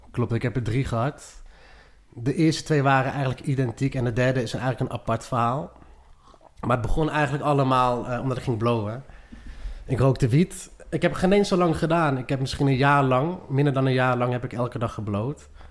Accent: Lelystad, Flevoland, Netherlands; also born or lived in Maastricht; Opgegroeid ook in Lelystad

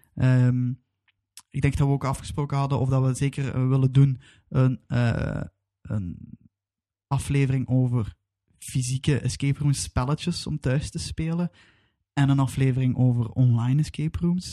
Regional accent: Belgium; wij als Belgen, of ik als Belg

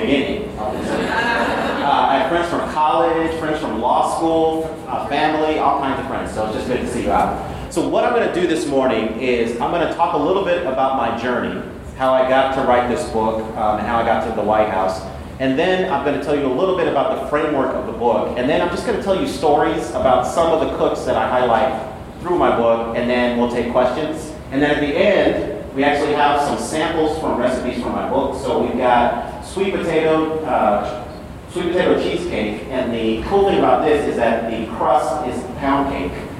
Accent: Denver, Colorado, United States; born and raised in Denver, Colorado, went to Stanford undergrad, Georgetown Law School. I was practicing law in Denver

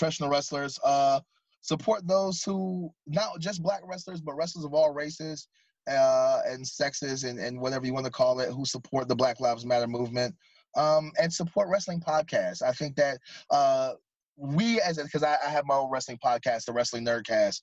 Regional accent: North Carolina, United States; I'm not from Atlanta. Like, look, I'm from the greatest state of all time. I'm from North Carolina.

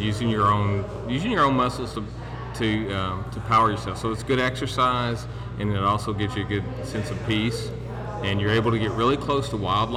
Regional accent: Murray, Kentucky, United States; moved away as an adult; also born or lived in Knoxville, Tennessee; now in Maryville, United States; I grew up in Murray, Kentucky, which is at the lower end of the Tennessee River

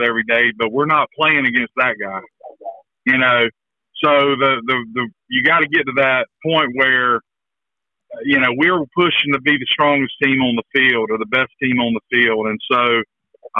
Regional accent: Ayden, North Carolina, United States; I'm from Ayden

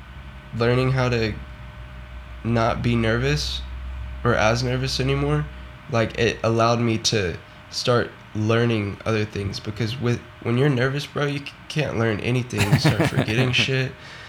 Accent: the South, United States; growing up, just because I am from the South, so Florida and, you know, Louisiana and all of that stuff

